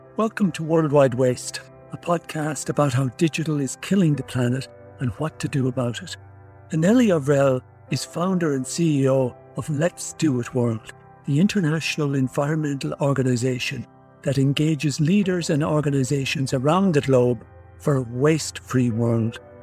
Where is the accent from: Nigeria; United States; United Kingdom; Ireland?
Ireland; I come from from Ireland